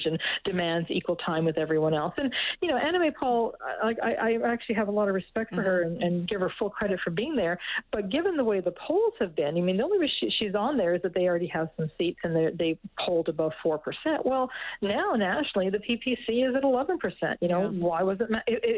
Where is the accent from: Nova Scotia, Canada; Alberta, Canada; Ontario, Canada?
Alberta, Canada; moved away; I'm from originally from Alberta